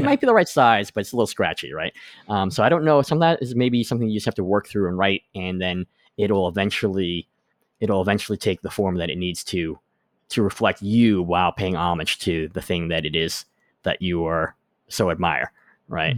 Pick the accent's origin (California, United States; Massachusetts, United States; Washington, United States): Massachusetts, United States; Boston; when I was growing up in Boston